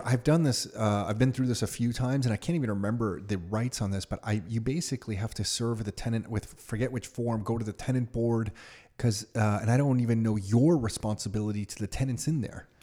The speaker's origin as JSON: {"language": "English", "town": "Mississauga", "region": "Ontario", "country": "Canada", "tie": "born or raised there", "said": "I grew up in Mississauga"}